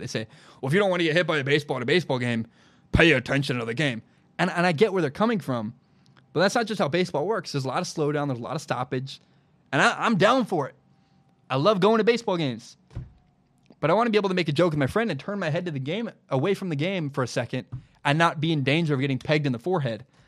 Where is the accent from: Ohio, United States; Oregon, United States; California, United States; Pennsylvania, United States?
Oregon, United States; Portland; my hometown of Portland, Oregon